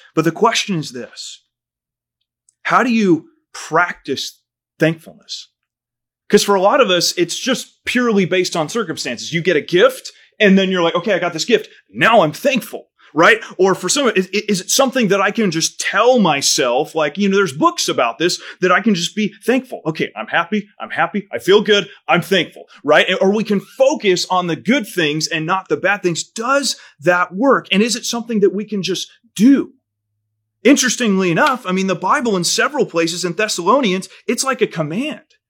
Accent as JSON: {"language": "English", "country": "United States", "tie": "born or raised there", "said": "for a kid growing up in America, I'd never skipped a meal in my life"}